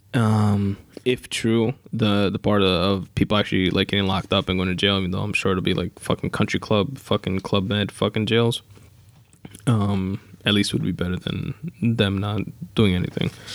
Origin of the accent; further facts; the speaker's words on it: New York, United States; I'm from New York